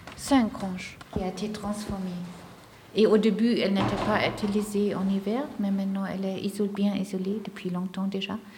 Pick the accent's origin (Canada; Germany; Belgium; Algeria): Germany; French is a second language; moved away as an adult; now in Grandchamp, Switzerland; je viens d'Allemagne